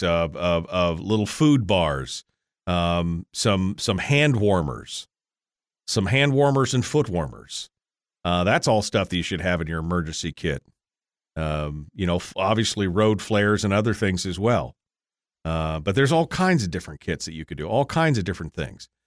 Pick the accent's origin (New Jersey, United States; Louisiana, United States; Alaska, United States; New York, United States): Alaska, United States; Fairbanks; I'm from Fairbanks